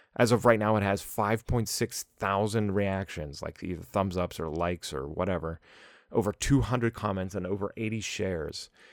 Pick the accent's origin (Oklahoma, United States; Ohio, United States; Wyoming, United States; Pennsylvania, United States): Pennsylvania, United States; Pittsburgh; I'm from Pittsburgh